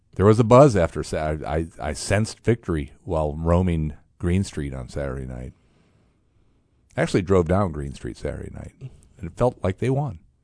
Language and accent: English; Fort Wayne, Indiana, United States; I'm from Fort Wayne